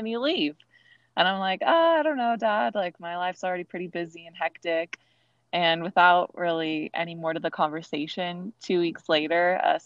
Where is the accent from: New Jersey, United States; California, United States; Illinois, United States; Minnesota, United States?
California, United States; Fullerton; I grew up in Fullerton, California.